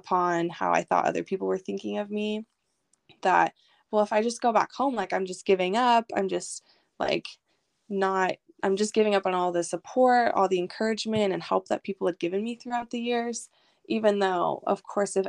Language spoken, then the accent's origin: English; Silverton, Oregon, United States; moved away as an adult; also born or lived in Boise, Idaho / Hawaii; now in Baltimore, United States; I grew up in Silverton, Oregon.